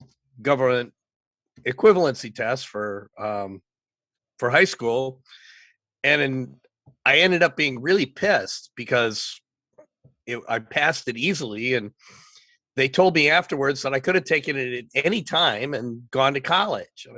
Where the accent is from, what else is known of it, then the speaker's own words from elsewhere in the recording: Michigan, United States; moved away as an adult; also born or lived in Los Angeles; Well, I grew up in Michigan. I left Michigan early.